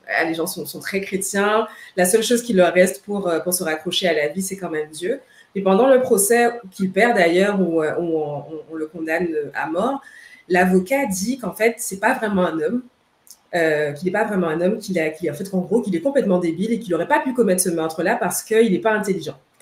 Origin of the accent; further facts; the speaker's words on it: Guadeloupe; now in Montreal, Canada; je suis de la Guadeloupe